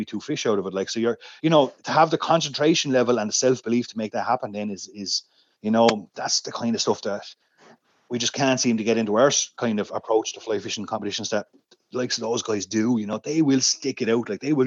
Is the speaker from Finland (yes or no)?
no; Rathdrum, Leinster, Ireland; I grew up in Rathdrum in County Wicklow, up in the Wicklow Mountains